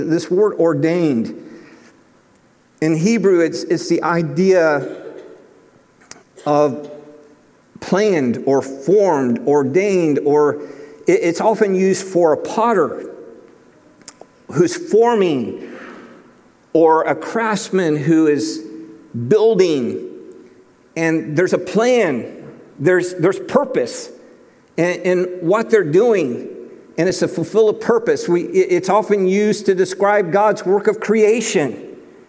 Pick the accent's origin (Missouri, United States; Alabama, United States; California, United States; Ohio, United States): Ohio, United States; Cleveland; moved away; growing up in Cleveland, Ohio